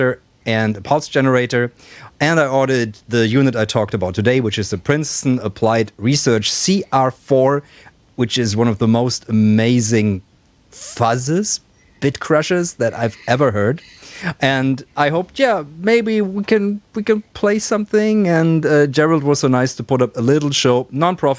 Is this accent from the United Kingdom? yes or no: no; Black Forest, Baden-Württemberg, Germany; moved away; my hometown, next to the hometown in the Black Forest